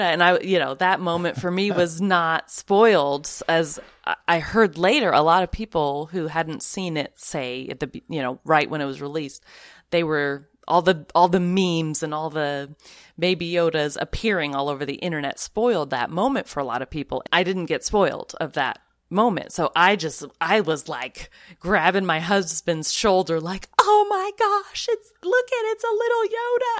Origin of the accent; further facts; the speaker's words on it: the Northwest, Pacific Northwest, United States; moved away; I'm from the Northwest originally